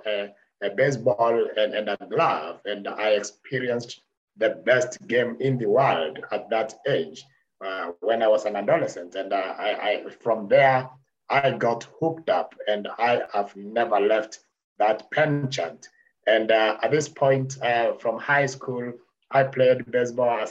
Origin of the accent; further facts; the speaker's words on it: Kenya; I'm born and bred in Kenya, in the Mount Kenya region.